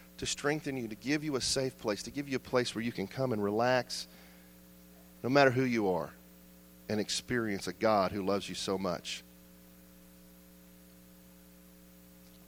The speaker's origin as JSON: {"language": "English", "country": "United States", "said": "as American Christians, our faith"}